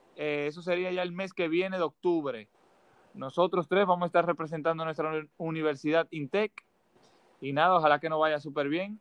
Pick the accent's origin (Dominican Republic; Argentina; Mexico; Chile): Dominican Republic; en mi país, en República Dominicana